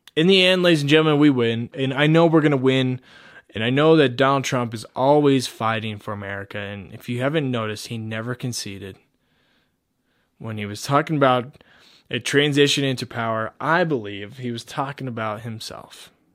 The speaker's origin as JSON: {"language": "English", "region": "Colorado", "country": "United States", "said": "my home state"}